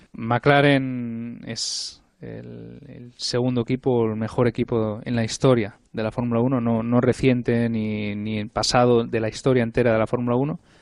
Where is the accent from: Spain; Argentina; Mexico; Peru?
Spain; soy español